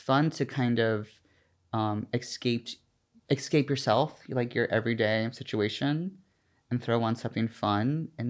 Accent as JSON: {"language": "English", "region": "Georgia", "country": "United States", "tie": "born or raised there", "said": "I grew up in. Oh! Obviously, in Georgia."}